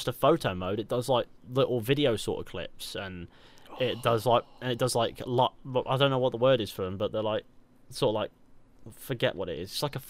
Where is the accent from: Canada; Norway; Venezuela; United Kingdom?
United Kingdom; South West England; now in Manchester, United Kingdom; Don't worry, I'm from the West Country originally too, but I live in Manchester. Lucky me, I have a hybrid accent, which means sometimes it sounds like this and other times it sounds like this.